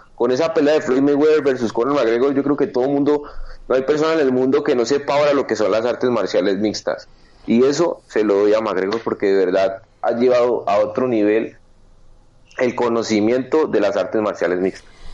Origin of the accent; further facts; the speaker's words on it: Cali, Valle del Cauca, Colombia; en Colombia, en mi país y en mi ciudad, Cali